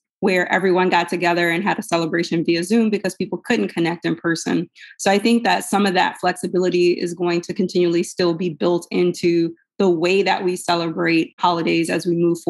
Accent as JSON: {"language": "English", "region": "the South", "country": "United States", "said": "As a Southerner"}